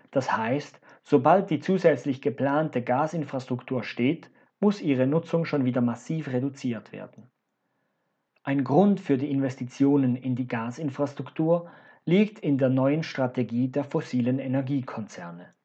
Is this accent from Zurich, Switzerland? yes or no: no; Zug, Switzerland; Sie ist ein geopolitisches Projekt Putins mit administrativem Hauptsitz in meiner Heimatstadt Zug.